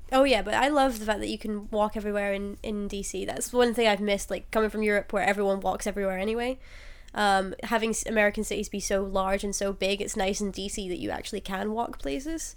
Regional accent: Glasgow, Scotland, United Kingdom; I'm from Glasgow in Scotland.

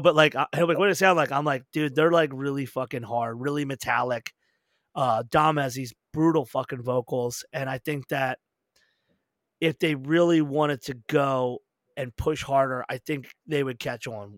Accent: United States; we're overly privileged as Americans

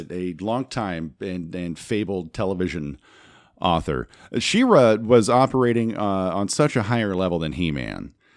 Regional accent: Los Angeles, California, United States; channels I grew up with in the Los Angeles market

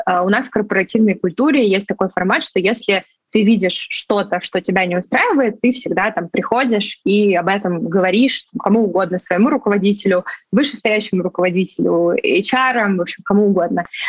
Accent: Sochi, Krasnodar Krai, Russia; moved away; я вообще сама родом из Сочи

